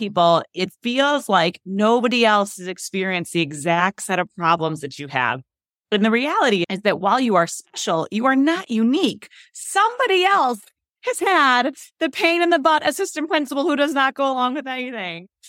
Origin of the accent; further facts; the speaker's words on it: Chicago, Illinois, United States; moved away as an adult; I was from Chicago